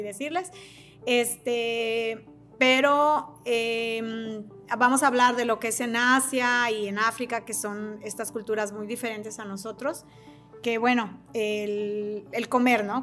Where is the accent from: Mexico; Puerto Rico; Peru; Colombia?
Mexico; soy mexicana